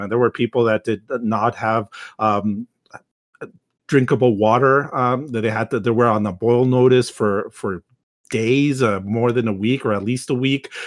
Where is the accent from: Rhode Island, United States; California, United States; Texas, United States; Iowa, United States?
Texas, United States; myself as a Texan